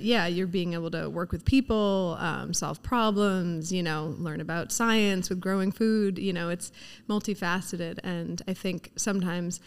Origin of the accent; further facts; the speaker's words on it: Laurel, New York, United States; also born or lived in New Zealand; I grew up out here on the North Fork in Laurel